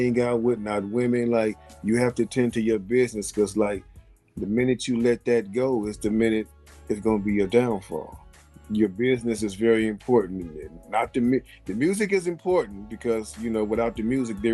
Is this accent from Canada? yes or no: no; Midwest, United States; We're not East Coast. We're from the Midwest.